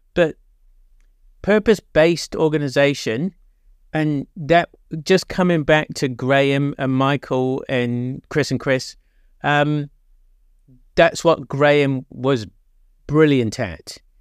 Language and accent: English; England, United Kingdom; now in New Zealand; I'm English